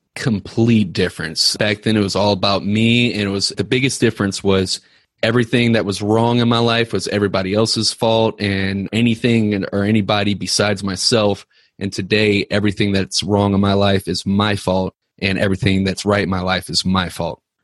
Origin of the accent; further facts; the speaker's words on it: Ferguson, Missouri, United States; I grew up in Ferguson